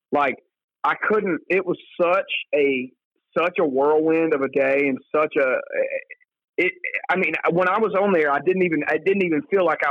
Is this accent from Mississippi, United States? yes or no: yes; Philadelphia, Mississippi, United States; also born or lived in Bogue Chitto, Mississippi; I would say Philadelphia. I grew up in the county, but I grew up right outside the city limits.